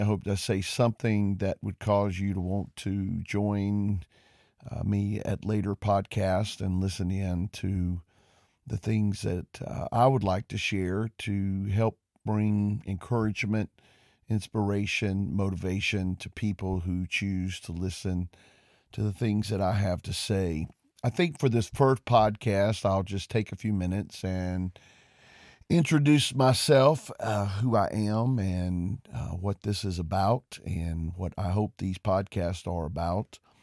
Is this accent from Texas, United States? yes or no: no; Covington, Georgia, United States; also born or lived in Porterdale, Georgia; I grew up in Covington, Georgia, and I attended Newton County Schools.